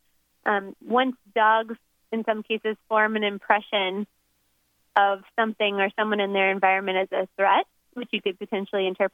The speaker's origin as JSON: {"language": "English", "region": "Florida", "country": "United States", "tie": "born or raised there", "moved": "as an adult", "lives_now": "Oregon, United States", "said": "Originally, I'm from Florida."}